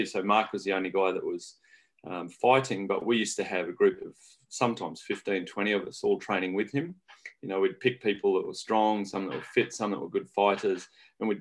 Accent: regional New South Wales, Australia; now in New Zealand; I'm Australian originally

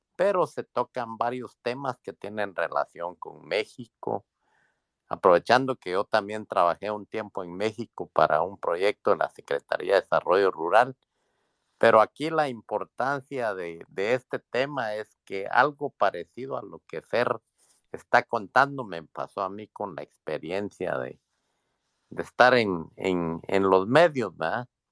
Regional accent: Guatemala; moved away as an adult; now in Washington, United States; Yo, yo soy migrante, soy guatemalteco, vivo aquí en Washington.

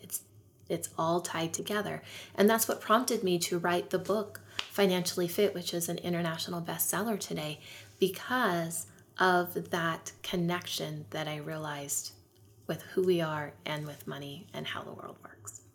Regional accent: California, United States; I lived near the poverty line where I grew up in California

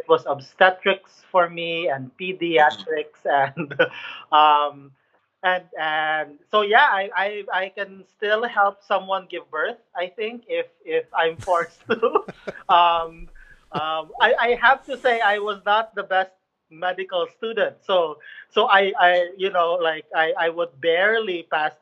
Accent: Cebu City, Central Visayas, Philippines; I grew up in Cebu City, which is in the central part of the Philippines

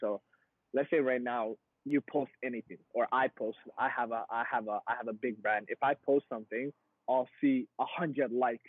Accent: Somalia; born there; I was born in East Africa. I was born in Somalia. I was born in like griminess, right?

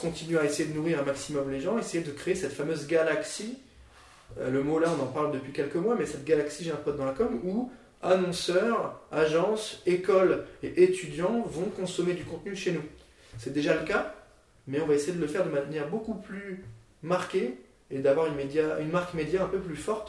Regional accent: Nancy, Grand Est, France; moi je viens de Nancy, du coup j'ai fait un bac L

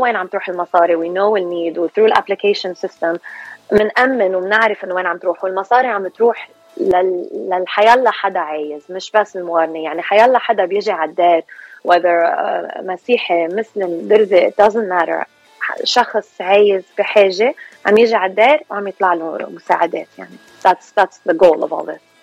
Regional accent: California, United States; also born or lived in Lebanon; أنا اكشلي خلقانة وربيانة هون سو so, خلقانة بكاليفورنيا وربيانة هون

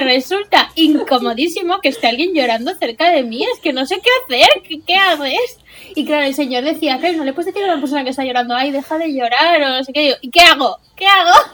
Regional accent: Silla, Valencian Community, Spain; vengo de mi pueblo, de Silla

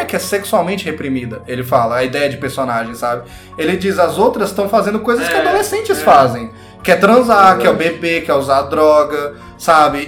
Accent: Brazil; nós que somos brasileiros

